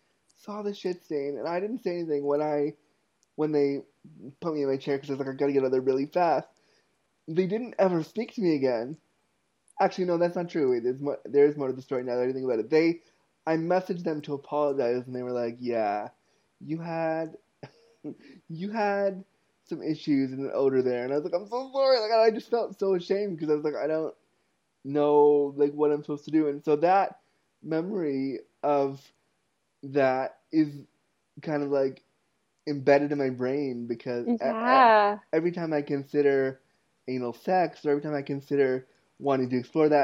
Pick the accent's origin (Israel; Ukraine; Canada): Canada; Toronto, Ontario; also born or lived in Ottawa, Canada; when I was 19, I moved from Toronto, from North York, Ontario, Canada, to Ottawa, Canada, my university town.